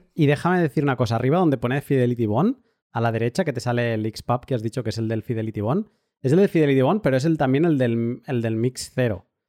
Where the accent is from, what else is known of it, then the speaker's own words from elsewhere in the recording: Catalonia, Spain; yo que soy catalán